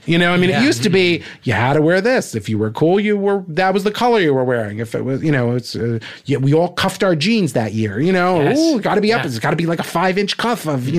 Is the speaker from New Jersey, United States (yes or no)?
yes; New Jersey, United States; I'm a kid from New Jersey